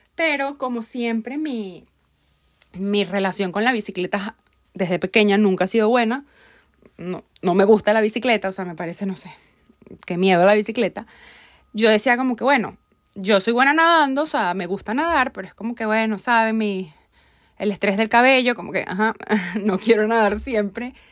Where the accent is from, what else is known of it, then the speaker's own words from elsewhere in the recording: Venezuela; Como buena venezolana